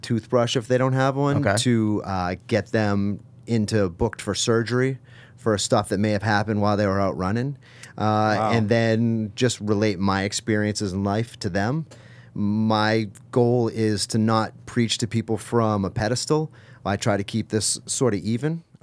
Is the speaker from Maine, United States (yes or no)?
no; Boston, Massachusetts, United States; also born or lived in Ohio; now in Connecticut, United States; I grew up in the Boston area